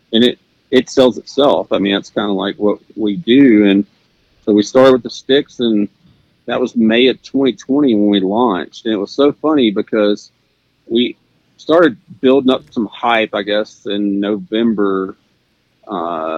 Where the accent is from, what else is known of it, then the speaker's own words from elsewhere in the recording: Arkansas, United States; moved away; I grew up in Arkansas, and I grew up really poor, and you know, we just hunted public land.